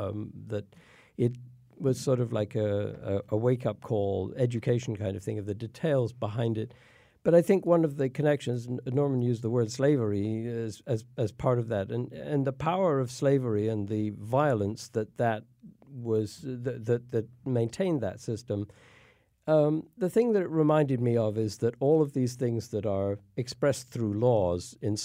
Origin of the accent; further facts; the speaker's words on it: United Kingdom; born there; now in United States; I was born in England and came to the U.S. to go to school and have been here since.